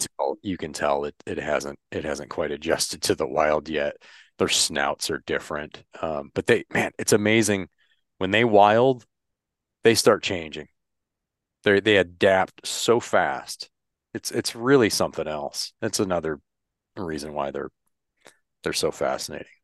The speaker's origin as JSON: {"language": "English", "region": "Michigan", "country": "United States", "tie": "born or raised there", "said": "I grew up in Michigan"}